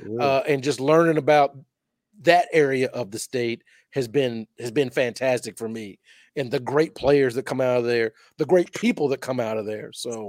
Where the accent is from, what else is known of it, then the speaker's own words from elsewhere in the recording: Louisville, Kentucky, United States; I'm from Louisville. I love Kentucky. But growing up in Louisville